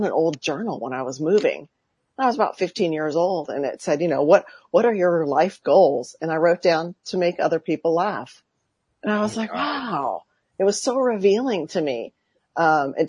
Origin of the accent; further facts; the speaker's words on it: Santa Barbara, California, United States; now in Woodland Hills, United States; I've been born and raised on the West Coast. I had the absolute spectacular, beautiful childhood in Santa Barbara, California